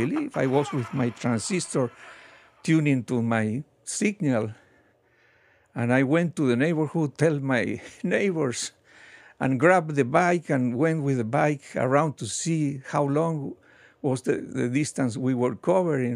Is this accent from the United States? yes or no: no; Argentina; moved away; I grew up in Argentina, and for many years when I was a child, I lived in a farm